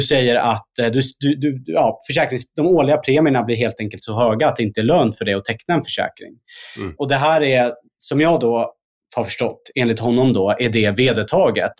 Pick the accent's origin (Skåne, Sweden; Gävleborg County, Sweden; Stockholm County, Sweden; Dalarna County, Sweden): Stockholm County, Sweden; Stockholm; jag kommer ju själv från, från Husby och Kista